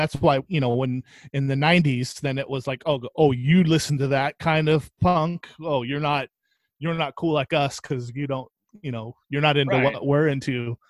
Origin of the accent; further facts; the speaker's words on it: Oxnard, California, United States; Yeah, in Southside.